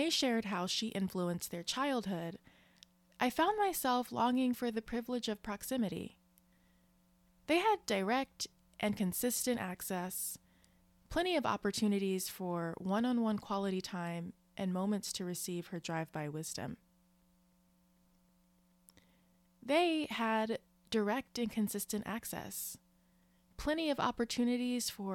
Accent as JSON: {"language": "English", "region": "Maryland", "country": "United States", "tie": "born or raised there", "moved": "yes", "said": "Unlike most of my extended family, I was raised in Maryland"}